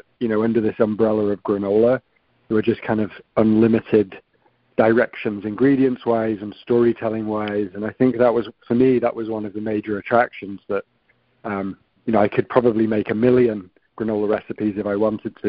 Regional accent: the north of England, United Kingdom; moved away as an adult; now in New York, United States; small rough and tumble town in the north of England

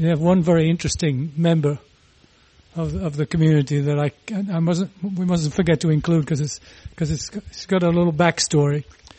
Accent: Huddersfield, Yorkshire and the Humber, United Kingdom; my hometown of Huddersfield, Yorkshire, England

